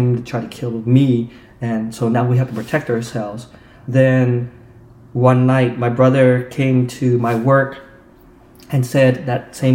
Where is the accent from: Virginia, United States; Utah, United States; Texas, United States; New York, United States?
Utah, United States; moved away; growing up in Utah